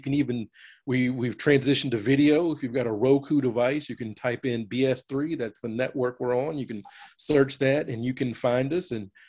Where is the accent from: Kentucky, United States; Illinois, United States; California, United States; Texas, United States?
Kentucky, United States; Louisville; moved away as an adult; now in Iowa, United States; I still keep track of my hometown